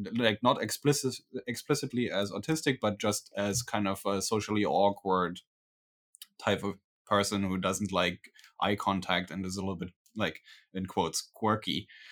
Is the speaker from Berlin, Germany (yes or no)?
yes; Berlin, Germany; I'm from Berlin, Germany